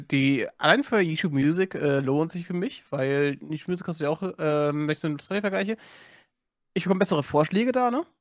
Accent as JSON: {"language": "German", "country": "Germany", "said": "bei uns in Deutschland"}